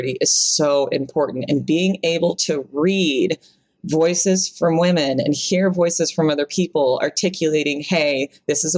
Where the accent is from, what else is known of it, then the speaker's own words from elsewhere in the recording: the Bible Belt, United States; I grew up in the Bible Belt